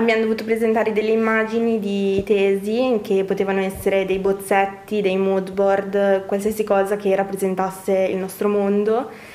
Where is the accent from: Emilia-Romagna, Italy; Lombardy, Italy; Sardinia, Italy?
Lombardy, Italy; Brescia; dalla mia origine bresciana